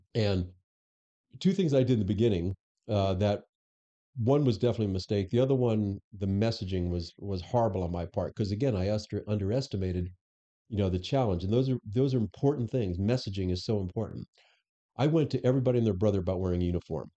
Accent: Florida, United States; also born or lived in Chicago; now in Arizona, United States; I'm actually born and raised in Florida

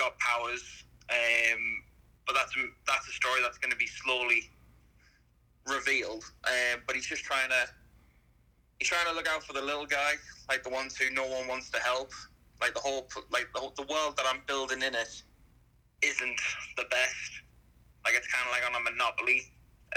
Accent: Sunderland, North East England, United Kingdom; also born or lived in near Bournemouth; England. Place called Sunderland.

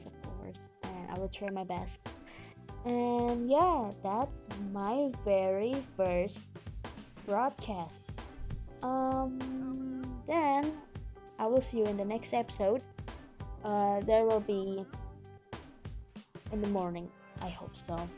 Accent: Indonesia; also born or lived in Bandung, West Java; I'm from Indonesia, and I am currently a student in a university in Bandung City, in West Java.

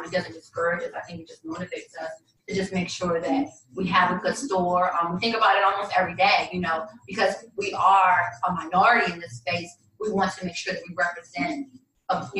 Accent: the South, United States; moved away; I'm from the South

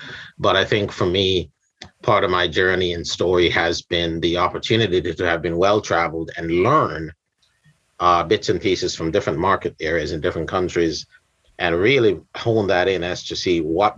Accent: Jamaica; I'm from Yad, from Jamaica.

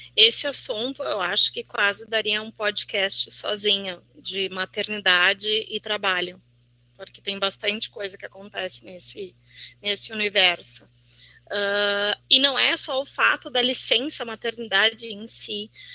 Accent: Brazil; now in Porto Alegre, Brazil; sou de Santa Cruz, moro aqui em Porto Alegre

